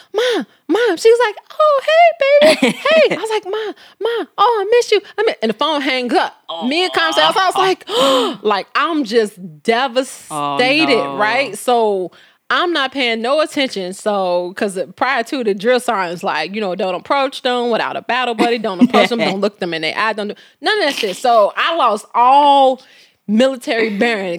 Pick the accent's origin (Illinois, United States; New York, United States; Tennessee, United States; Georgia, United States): Illinois, United States; Chicago; I'm from Chicago